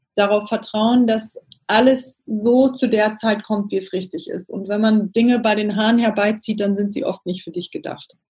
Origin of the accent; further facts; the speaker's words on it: Namibia; moved away as an adult; also born or lived in Cape Town / London / Athens / Milan; Ich komme ursprünglich aus Namibia, also bin in Namibia aufgewachsen